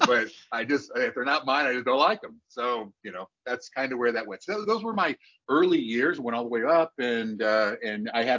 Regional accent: Illinois, United States; I was born in Illinois

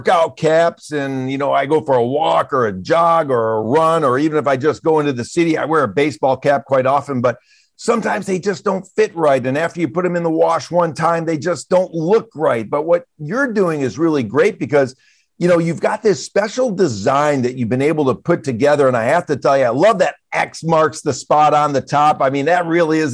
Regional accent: Michigan, United States; I'm from Michigan.

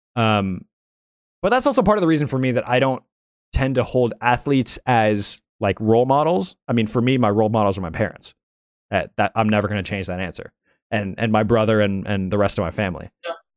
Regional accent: the South, United States; a ethnically ambiguous Asian American kid growing up in the South

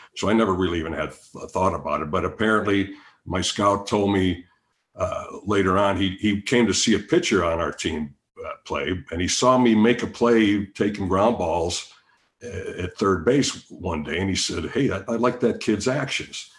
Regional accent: Chicago, Illinois, United States; I'm from Chicago

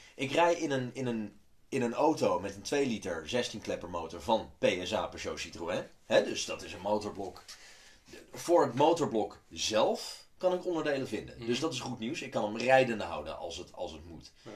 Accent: Amsterdam, North Holland, Netherlands; ik ben deels opgegroeid in Amsterdam

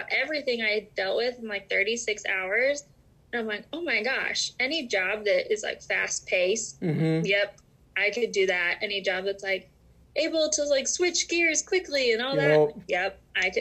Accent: Salt Lake City, Utah, United States; I was born and raised in Salt Lake City

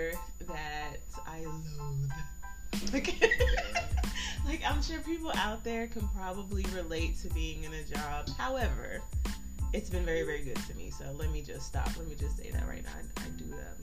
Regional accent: New York, United States; also born or lived in London, England; now in Texas, United States; I was raised in New York

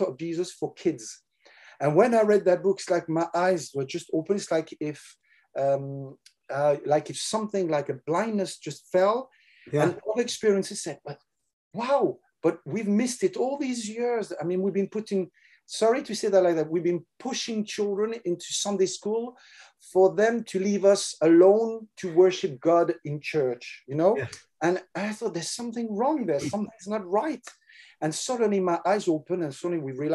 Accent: France; accent: French; English is a second language; also born or lived in England; But I was born in France, raised in France. I've never lived except 1 year in England.

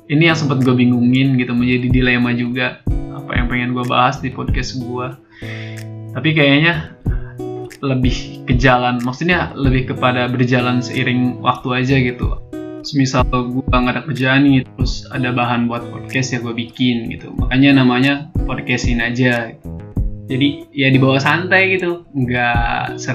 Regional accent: Tangerang, Banten, Indonesia; now in Yogyakarta, Indonesia; gue asli dari Tangerang Banten dan sekarang sedang menempuh pendidikan di salah satu universitas yang ada di Yogyakarta

